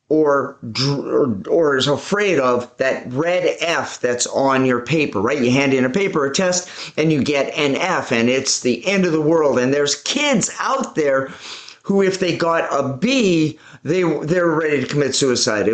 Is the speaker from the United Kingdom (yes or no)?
no; Vancouver, British Columbia, Canada; I was born and raised in Vancouver, British Columbia, Canada